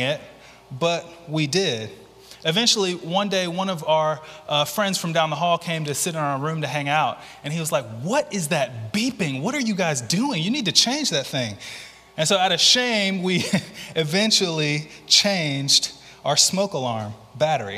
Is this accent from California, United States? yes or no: no; Mobile, Alabama, United States; moved away as an adult; also born or lived in Louisville, Kentucky; I'm originally from Mobile.